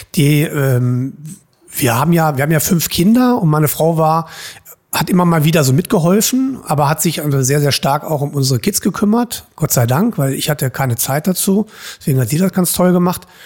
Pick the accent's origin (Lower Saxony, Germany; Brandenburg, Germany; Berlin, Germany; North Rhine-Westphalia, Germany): Lower Saxony, Germany; Hildesheim; also born or lived in Saarbrücken; ich komme hier aus Hildesheim, ich bin Hildesheimer